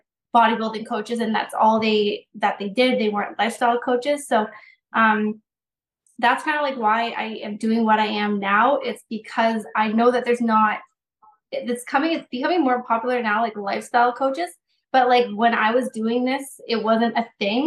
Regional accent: New Brunswick, Canada; I am from New Brunswick

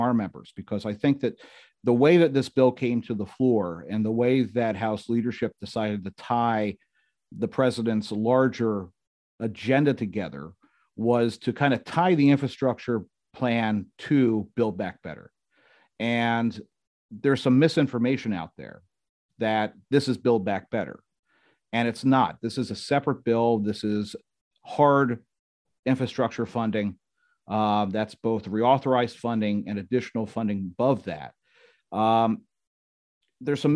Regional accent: Doylestown, Pennsylvania, United States; I am from Doylestown, Pennsylvania. So I am I am Bucks County all the way

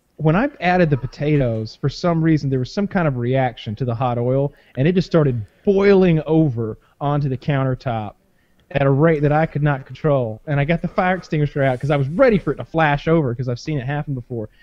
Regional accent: the South, United States; I'm from the South

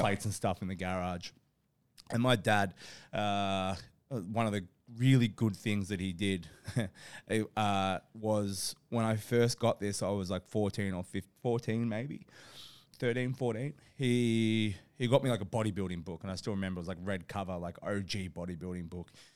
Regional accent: Australia; I grew up in Australia

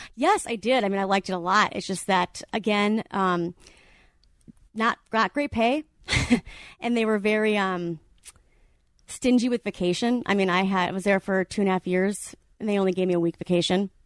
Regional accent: Wisconsin, United States; moved away as an adult; also born or lived in Madison, Wisconsin; now in Orange County, United States; I'm from Wisconsin

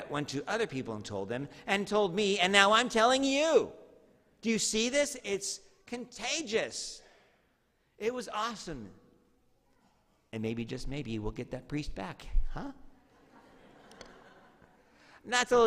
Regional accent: Medford, Oregon, United States; also born or lived in Tualatin-Tigard area, Oregon; when I moved from Medford to the Tualatin-Tigard area, I went to Tualatin Junior High

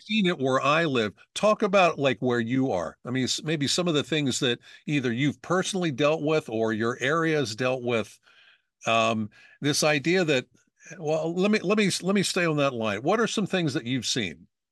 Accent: Pennsylvania, United States; I'm from Pennsylvania

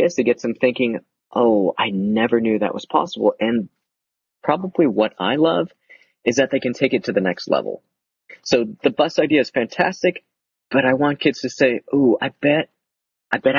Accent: the South, United States; moved away; I grew up in the South

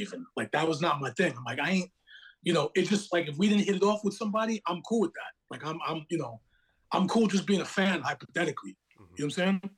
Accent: Long Beach, New York, United States; moved away; also born or lived in Brooklyn, New York; I'm from Long Beach, the same town that … from

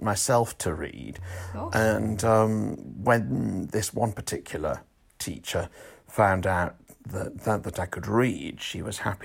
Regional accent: Weymouth, South West England, United Kingdom; my hometown of Weymouth

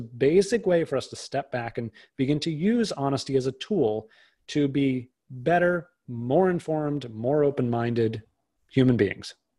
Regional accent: outside of Boston, Massachusetts, United States; I grew up outside of Boston

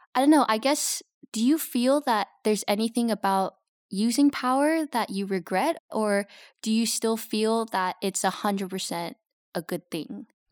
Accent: Los Angeles, California, United States; moved away as an adult; now in Belgium; I grew up in Los Angeles

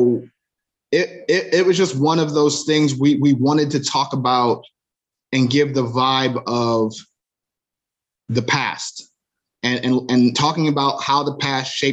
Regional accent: Cleveland, Ohio, United States; both of us growing up in Cleveland around the same time.

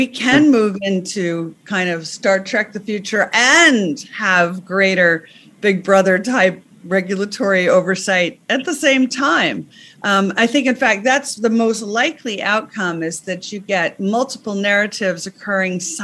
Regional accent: United States; moved away as an adult; now in England; I'm American, but I've been living in England for a long time

